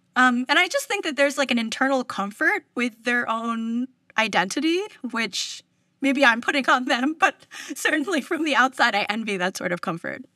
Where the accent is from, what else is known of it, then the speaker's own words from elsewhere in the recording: New York, United States; moved away as an adult; now in California, United States; I'm originally from New York, actually, from the East Coast.